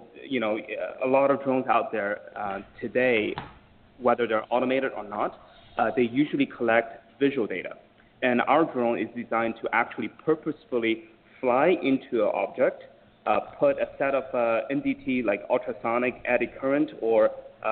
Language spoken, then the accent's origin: English; Jinan, Shandong, China; now in United States; my hometown in Jinan